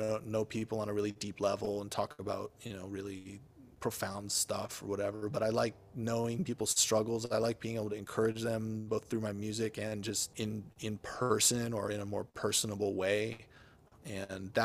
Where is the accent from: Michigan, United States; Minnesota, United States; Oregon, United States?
Minnesota, United States; I grew up in the Midwest in Minnesota